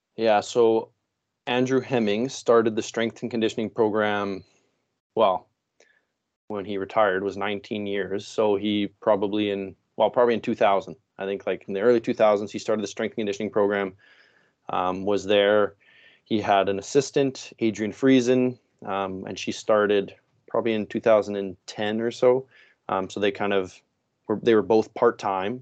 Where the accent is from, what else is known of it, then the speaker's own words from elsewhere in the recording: Saskatchewan, Canada; moved away as an adult; now in Langley, Canada; I am originally actually from Saskatchewan, so middle of the country.